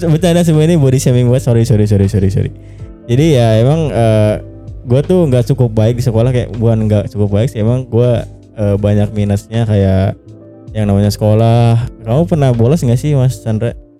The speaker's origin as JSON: {"language": "Indonesian", "region": "Java", "country": "Indonesia", "accent": "Ngapak", "said": "gua kan Jawa gitu kan, aku koe"}